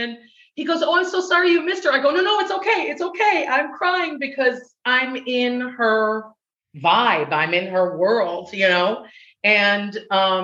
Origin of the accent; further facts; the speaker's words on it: Midwest, United States; accent: Chicago; moved away as an adult; also born or lived in Chicago; now in Los Angeles, United States; the Midwesterner that I am